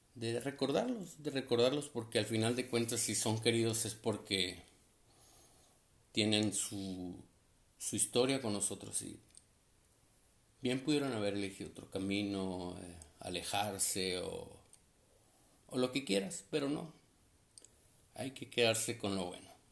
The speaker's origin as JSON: {"language": "Spanish", "region": "Sonora", "country": "Mexico", "tie": "born or raised there", "moved": "yes", "lives_now": "Tecate, Mexico", "said": "soy nacido allá en Sonora, pero radicó en Tecate, California"}